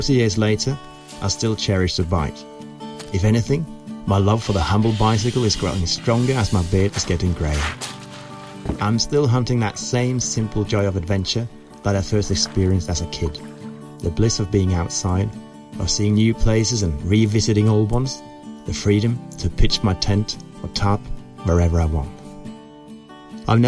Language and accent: English; Kongsberg, Buskerud, Norway; also born or lived in Oslo; my hometown Kongsberg